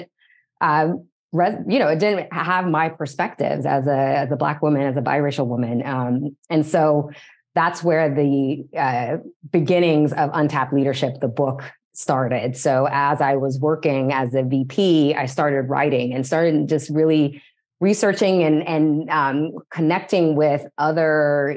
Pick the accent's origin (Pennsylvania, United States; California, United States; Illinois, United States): California, United States; San Diego County, Southern; now in Los Angeles, United States; I am originally from Southern California, born and raised in San Diego County.